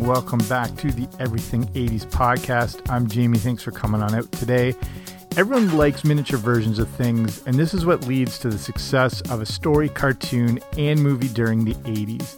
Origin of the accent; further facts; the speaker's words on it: Canada; here in my home country of Canada